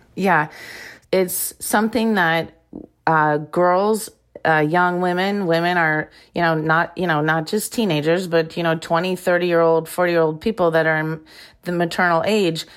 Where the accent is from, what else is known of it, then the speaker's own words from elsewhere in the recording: Iowa, United States; moved away as an adult; also born or lived in Arizona; I grew up in Iowa